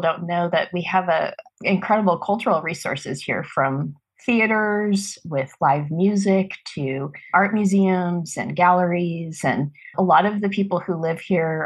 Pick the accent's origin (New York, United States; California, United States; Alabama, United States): California, United States; Marin County, Northern; moved away as an adult; now in Santa Barbara, United States; I'm from Marin County in Northern California.